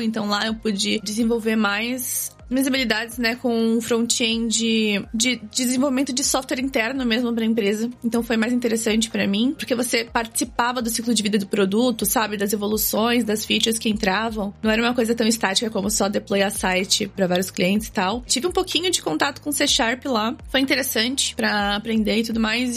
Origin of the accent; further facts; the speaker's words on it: São Vicente, São Paulo, Brazil; moved away as an adult; also born or lived in Santos, Brazil; now in Canada; eu sou natural de Santos, no litoral de São Paulo. Morei minha vida toda né, em São Vicente, estudei em Santos